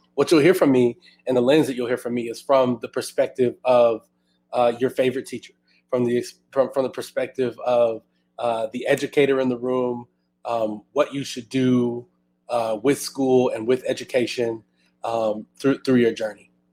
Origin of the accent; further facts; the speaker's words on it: Houston, Texas, United States; now in Austin, United States; I'm originally from Houston, and I'm itching to move back to my hometown